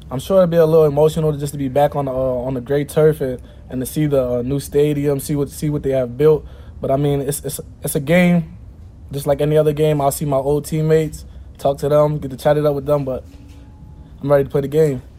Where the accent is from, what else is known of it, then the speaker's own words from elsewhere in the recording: Delaware, United States; Um, Delaware, it's a, it's a, small state. Nobody really knows what's going on uh, in Delaware unless you're in Delaware. So, but it, it's fun. Um, a lot of family, a lot of friends. It's a fun state.